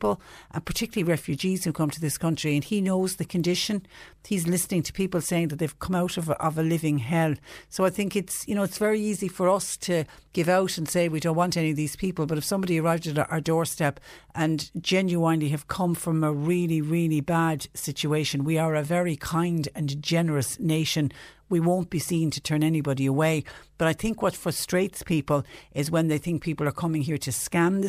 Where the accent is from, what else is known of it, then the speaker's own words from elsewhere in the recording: Ireland; As an Irish taxpayer